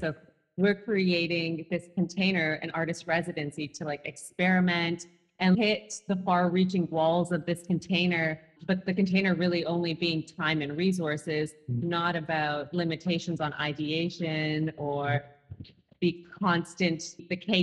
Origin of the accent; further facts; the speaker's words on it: Toronto, Ontario, Canada; growing up in Toronto